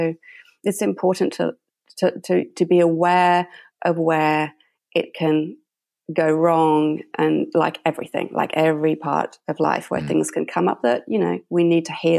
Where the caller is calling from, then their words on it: Brisbane, Queensland, Australia; I'm calling in from Brisbane, Australia.